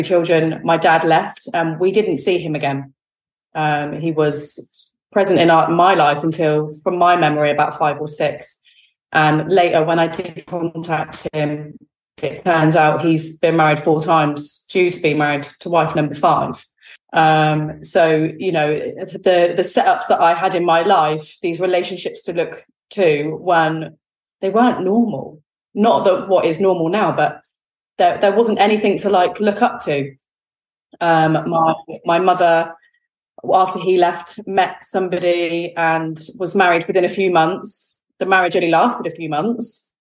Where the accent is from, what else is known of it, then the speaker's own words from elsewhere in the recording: Exmouth, South West England, United Kingdom; also born or lived in Newton Abbot; So I now live in Newton Abbot. I grew up actually in Exmouth, which is a seaside town in Devon